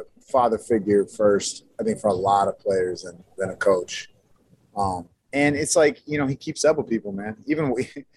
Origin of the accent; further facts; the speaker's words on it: San Francisco Bay Area, California, United States; also born or lived in Colorado; I grew up in the Bay, San Francisco Bay Area